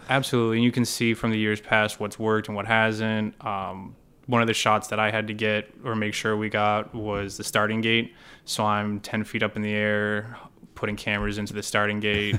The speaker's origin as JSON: {"language": "English", "town": "Hollis", "region": "New Hampshire", "country": "United States", "tie": "born or raised there", "also_born_or_lived": "Purdue University, Indiana / Boston", "moved": "as an adult", "said": "I grew up, uh, in Southern New Hampshire in a small, uh, kinda town called Hollis"}